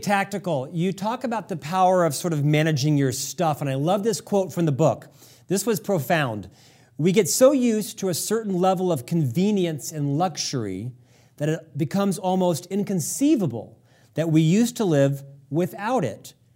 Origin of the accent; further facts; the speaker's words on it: Orlando, Florida, United States; I'm actually from Orlando in the seventies